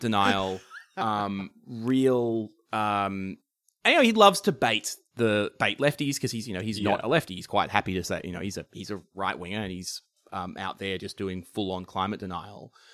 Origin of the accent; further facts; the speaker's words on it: Shepparton, Victoria, Australia; I grew up in in Shepparton, which is just in northern Victoria